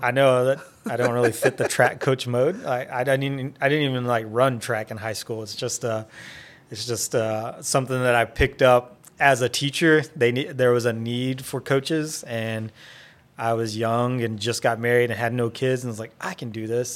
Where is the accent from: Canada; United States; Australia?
United States; Wynnewood, Oklahoma; I grew up in Winniewood, Oklahoma. So, small town boy